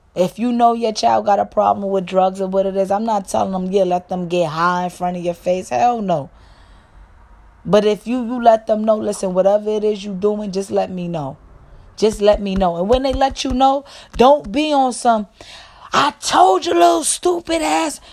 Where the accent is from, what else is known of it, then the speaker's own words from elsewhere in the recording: New York, United States; I'm from New York